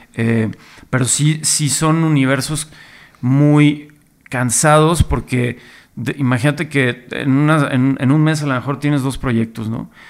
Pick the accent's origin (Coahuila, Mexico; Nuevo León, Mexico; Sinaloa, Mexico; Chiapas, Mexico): Nuevo León, Mexico; Monterrey; como regio, como yo que crecí allá y justo llegué como en plena época de la avanzada regia a Monterrey